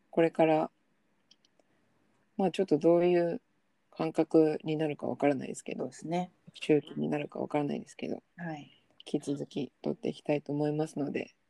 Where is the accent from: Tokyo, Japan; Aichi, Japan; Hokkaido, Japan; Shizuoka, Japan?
Tokyo, Japan; 私は出身が都内なの